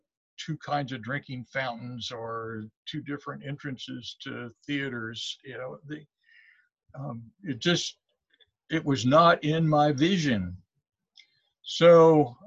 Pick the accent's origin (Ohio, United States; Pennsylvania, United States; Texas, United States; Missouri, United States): Missouri, United States; Columbia; also born or lived in Fayette, Missouri; growing up in Columbia, born in Fayette